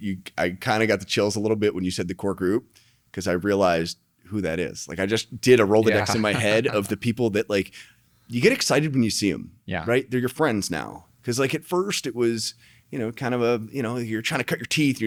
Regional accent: Tucson, Arizona, United States; moved away; I came here from Tucson, Arizona. I didn't know anybody.

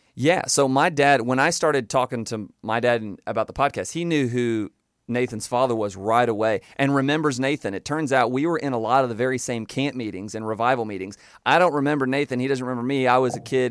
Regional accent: Panama City, Florida, United States; I was born and raised in Panama City, Florida

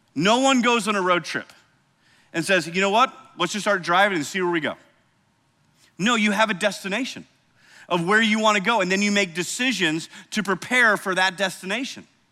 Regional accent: Cedar Rapids, Iowa, United States; moved away; I grew up in Cedar Rapids, Iowa

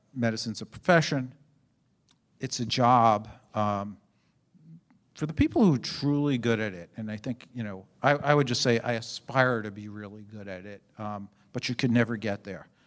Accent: New York City, New York, United States; moved away; I was born and raised in New York City in Brooklyn, actually. Um, and, and in If people know Brooklyn, a small part of Brooklyn called Canarsie.

